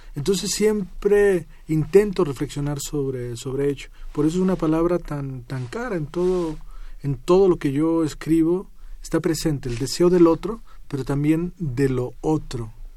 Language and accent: Spanish; Ameca, near Guadalajara, Jalisco, Mexico; Cuando yo era niño, eh, cuando estaba en el colegio, en, el pueblo donde yo nací, que se llama Meca, eh, cerca de Guadalajara